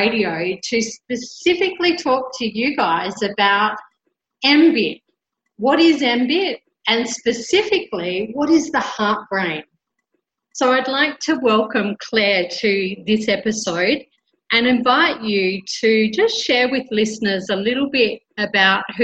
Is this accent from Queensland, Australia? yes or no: yes; Brisbane, Queensland, Australia; now in Colombia; I'm originally from Brisbane, Australia, and currently living in Colombia, South America.